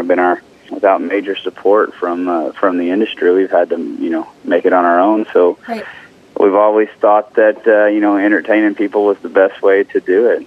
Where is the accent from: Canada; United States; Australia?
United States; Texas; I'm from Texas